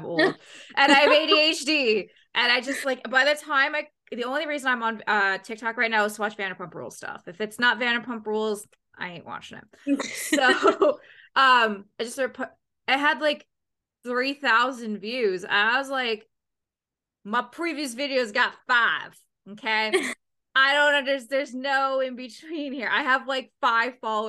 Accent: Canada; being a Canadian

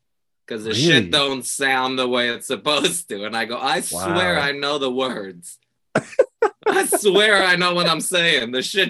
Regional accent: Puerto Rico; moved away; also born or lived in New York; I grew up in Puerto Rico.

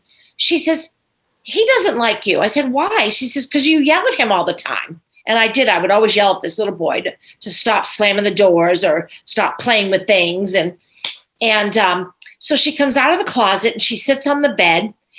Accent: Woonsocket, Rhode Island, United States; moved away; also born or lived in Virginia; I was from Woonsocket, Rhode Island.

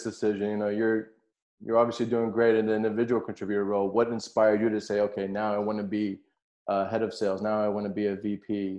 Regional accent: San Francisco, California, United States; growing up in San Francisco, I'm clearly blessed working in the tech industry

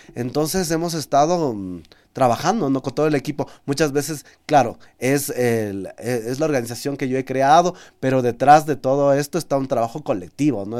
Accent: Amazon region, Ecuador; como ecuatoriano y como amazónico

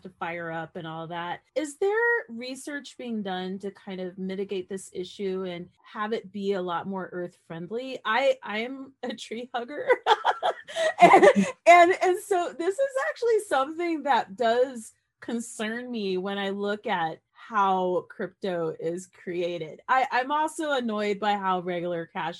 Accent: United States; I am American

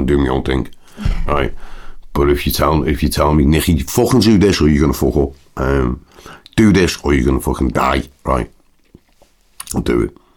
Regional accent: Liverpool, North West England, United Kingdom; I'm a Scouser.

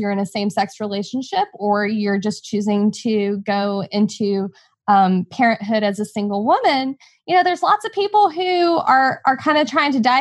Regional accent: Texas, United States; growing up in Texas

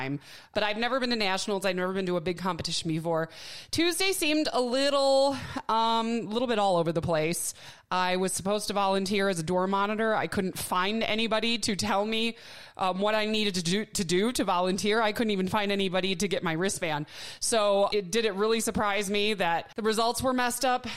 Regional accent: Milwaukee, Wisconsin, United States; now in Tucson, United States; I'm from Milwaukee as well. I live in Tucson now.

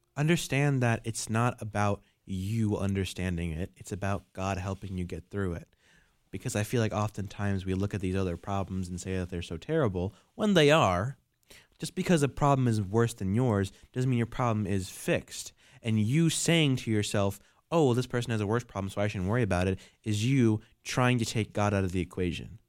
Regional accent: New York, United States; I'm from New York

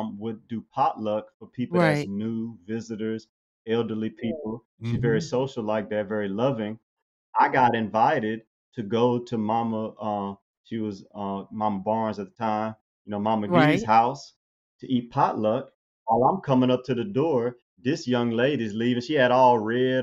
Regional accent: Baton Rouge, Louisiana, United States; moved away as an adult; also born or lived in New Orleans, Louisiana / Birmingham, Alabama; I grew up in Baton Rouge.

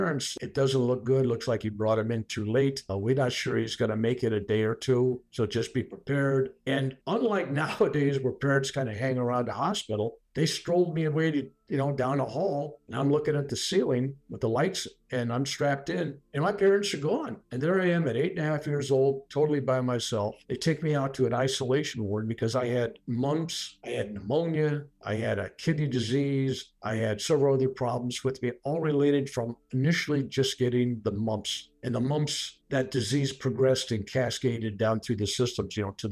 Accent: San Francisco, California, United States; also born or lived in Sunnyvale, California; I was born in San Francisco, California

